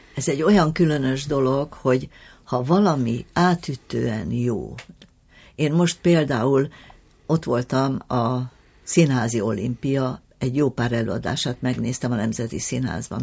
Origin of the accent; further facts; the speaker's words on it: Hungary; mi magyarok vagyunk, és itthon kell csinálni tovább